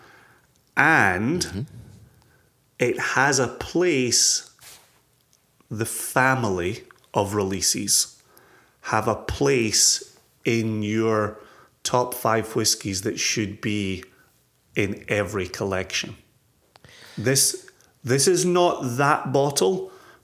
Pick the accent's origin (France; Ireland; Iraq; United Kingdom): United Kingdom; Scotland; moved away; my home country